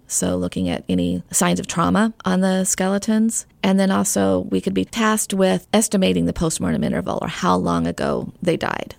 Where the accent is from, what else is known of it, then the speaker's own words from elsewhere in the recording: Arizona, United States; now in Knoxville, United States; I grew up in Arizona